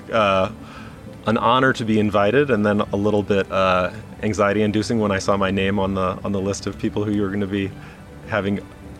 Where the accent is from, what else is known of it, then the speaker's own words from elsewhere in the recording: Cedar Rapids, Iowa, United States; also born or lived in Springfield, Missouri; I was raised in Cedar Rapids, Iowa, but I was born in Springfield, Missouri, which is down in the south of Missouri, which has a very lively old-time community and has done for a very long time. But I lived there for 10 days